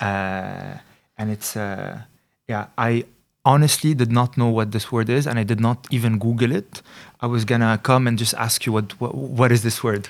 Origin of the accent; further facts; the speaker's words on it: Lebanon; moved away as an adult; now in Netherlands; I come from Lebanon